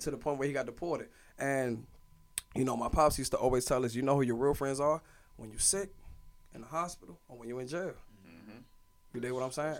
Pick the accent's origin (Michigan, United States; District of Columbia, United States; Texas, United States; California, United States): District of Columbia, United States; Washington; I went to all DC public schools. I grew up in Mount Pleasant